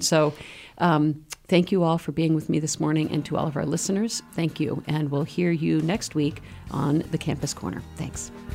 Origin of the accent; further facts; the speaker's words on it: Maine, United States; also born or lived in Washington, D.C.; now in Keene, United States; I grew up in Maine.